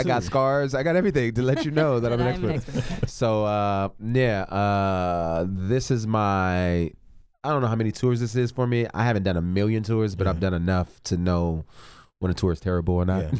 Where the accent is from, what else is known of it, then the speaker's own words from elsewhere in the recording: California, United States; also born or lived in Alberta, Canada; now in Atlanta, United States; I lived in California for the most of my life. So I went to high school, California, grade school, elementary, part of college. When I would go back home was going back home to California.